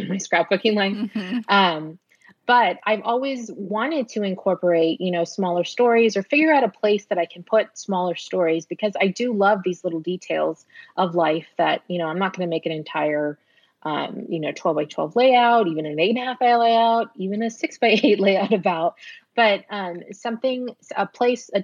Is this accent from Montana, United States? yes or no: no; San Antonio, Texas, United States; also born or lived in Houston; we're back in my hometown of San Antonio